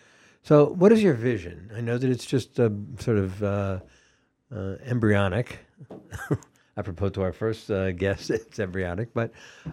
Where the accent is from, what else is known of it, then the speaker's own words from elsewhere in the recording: Ashfield, Massachusetts, United States; in the Congregational Church in my hometown of Ashfield.